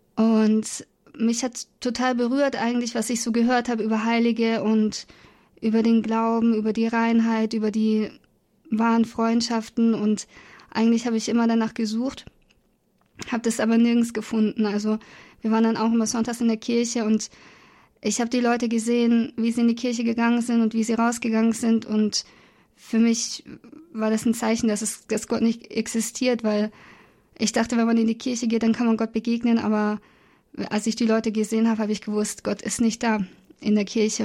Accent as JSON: {"language": "German", "town": "Augsburg", "region": "Bavaria", "country": "Germany", "said": "ich komme aus Bayern, aus Augsburg"}